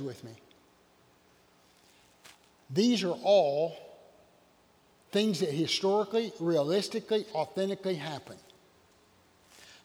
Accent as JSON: {"language": "English", "area": "Oconee County", "region": "South Carolina", "country": "United States", "said": "I'm from Oconee County."}